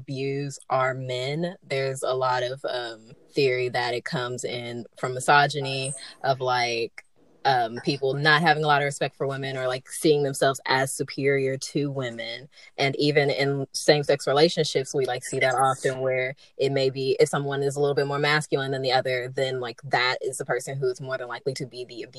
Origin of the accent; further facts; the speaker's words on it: Memphis, Tennessee, United States; I'm from Memphis, M-Town